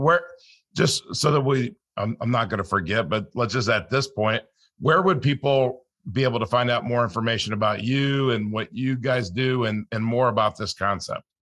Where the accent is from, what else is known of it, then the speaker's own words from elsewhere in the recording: California, United States; I grew up in California